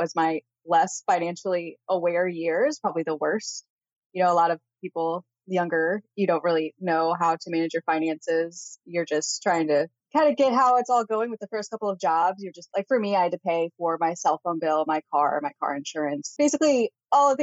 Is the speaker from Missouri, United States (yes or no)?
yes; Missouri, United States; moved away as an adult; now in Pacific Northwest, United States; we are from Missouri and the house that we had there was actually hers originally.